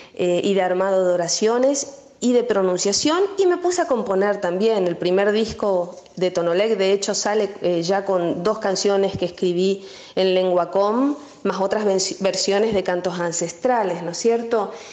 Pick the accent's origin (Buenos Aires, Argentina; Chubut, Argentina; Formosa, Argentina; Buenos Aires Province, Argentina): Formosa, Argentina; also born or lived in Resistencia, Chaco; el lugar donde habíamos nacido y crecido, nuestro Formosa, nuestro Chaco